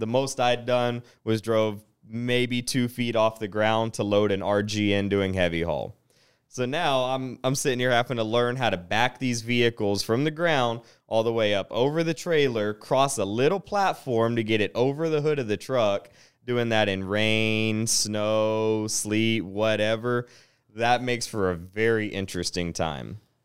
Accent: Chattanooga, Tennessee, United States; also born or lived in Piqua, Ohio; So, I'm from Ohio, uh, born and raised in Piqua, moved to Chattanooga, Tennessee, spent most of my life there up till middle school and then branched out into East Tennessee

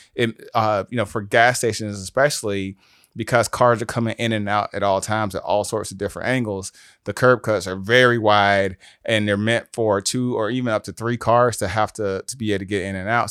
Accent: South DeKalb, Georgia, United States; also born or lived in Atlanta, Georgia / Ohio; I was raised in South the Cab, so I was raised by a single mom, grew up off of Farrington

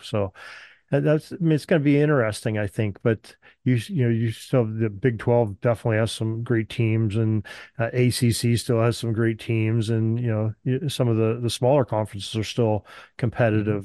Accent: Western Pennsylvania, United States; I'm born and raised in Western Pennsylvania

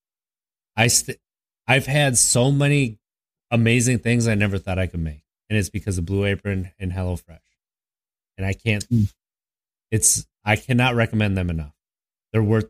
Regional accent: Wisconsin, United States; I'm from Wisconsin

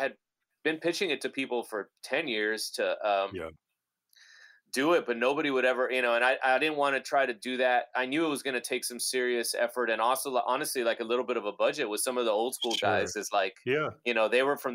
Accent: Laredo, Texas, United States; a few of us were from my hometown, from Laredo, and we were like these kids that grew up on the Mexican border

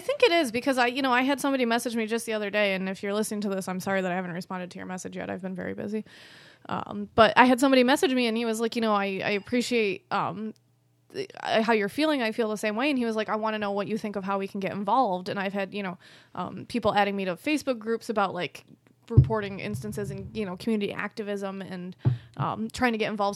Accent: Rochester, New York, United States; accent: Rochester; I'm in Rochester. I have the Rochester accent.

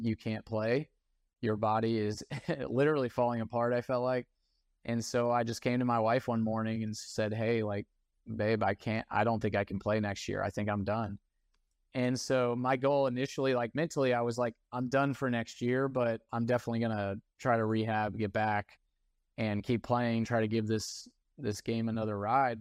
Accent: East Cobb, Georgia, United States; growing up in East Cobb

